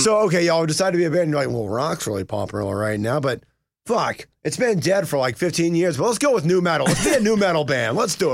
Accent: United States; now in Atlanta, United States; I came from Union County.

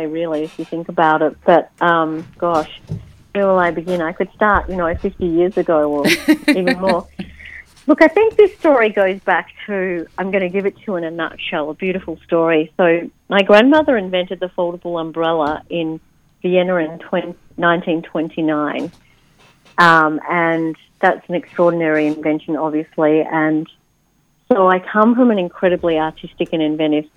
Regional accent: Netherlands; I was born in the Netherlands

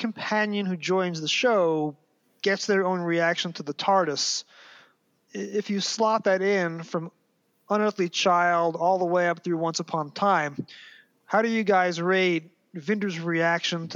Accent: New York City, New York, United States; accent: Brooklyn; I have trouble as an American, primarily with my Brooklyn accent

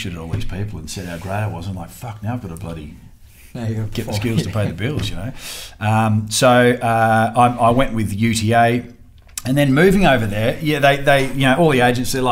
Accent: Australia; as an Aussie

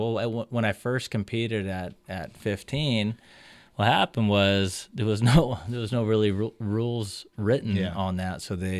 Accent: Hawaii, United States; Oh, I had no hair, man. I'm Hawaiian, man. This stuff grows in when you're like 30.

